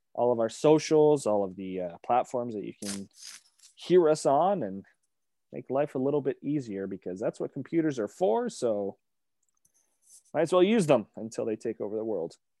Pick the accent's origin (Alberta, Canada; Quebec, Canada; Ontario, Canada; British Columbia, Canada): Ontario, Canada; Hamilton; now in Brantford, Canada; I was born in Hamilton